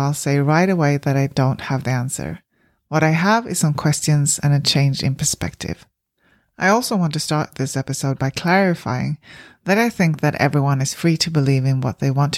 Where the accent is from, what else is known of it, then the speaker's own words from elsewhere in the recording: Sweden; moved away as an adult; now in New Zealand; I grew up in Sweden, one of the least religious countries in the world